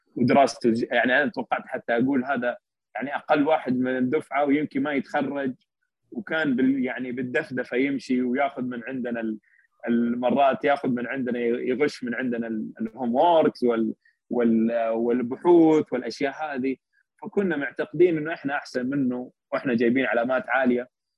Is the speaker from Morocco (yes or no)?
no; Saudi Arabia; عندنا بالسعودية